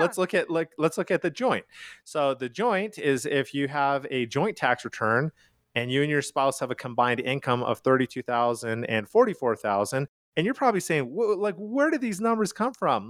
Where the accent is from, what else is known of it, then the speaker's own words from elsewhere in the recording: Calgary, Alberta, Canada; moved away as an adult; now in United States; I am from Calgary, Canada